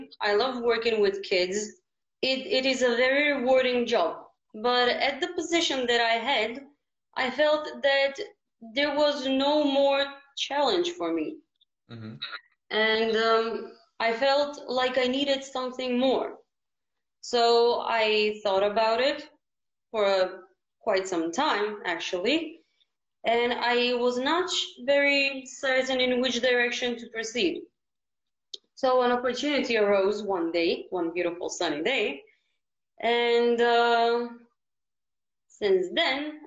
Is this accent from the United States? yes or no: no; Ohrid, North Macedonia; I'm very lucky to have been born in Ohrid